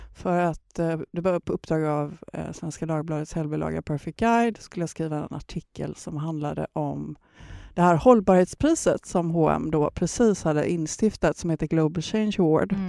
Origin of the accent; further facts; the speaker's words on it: Gothenburg, Västra Götaland, Sweden; moved away; åka till mina hemtrakter. Jag är ju från Göteborg